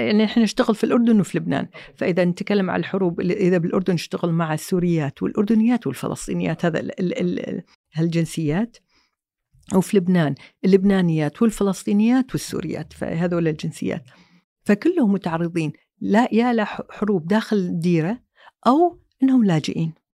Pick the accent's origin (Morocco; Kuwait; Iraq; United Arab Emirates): Kuwait; also born or lived in Saudi Arabia / London; طلعنا من الكويت